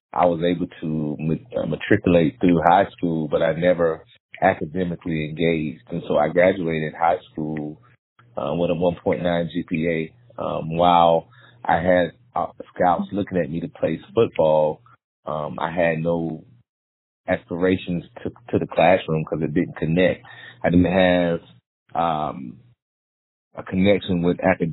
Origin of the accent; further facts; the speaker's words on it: Monroe, North Carolina, United States; I went back to my hometown of Monroe, North Carolina